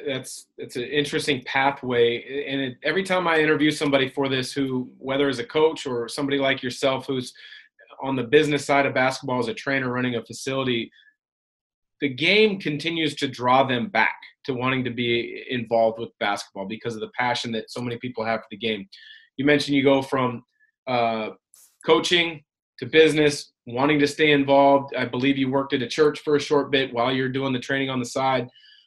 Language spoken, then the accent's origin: English; Pacific Northwest, United States; I had similar role models, mentors that I watched growing up in the Portland, Vancouver area.